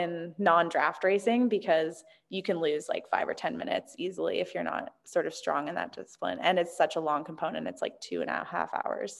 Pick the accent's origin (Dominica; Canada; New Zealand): Canada; moved away as an adult; now in Bend, United States; growing up in Canada